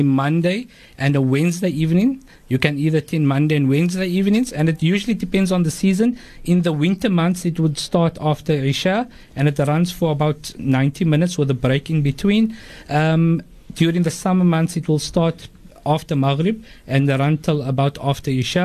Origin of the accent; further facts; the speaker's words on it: Cape Town, Western Cape, South Africa; we're here down in the southern tip of Africa, we're English speaking, you're either English or Afrikaans speaking. We love the Quran. The people of Cape Town love the Quran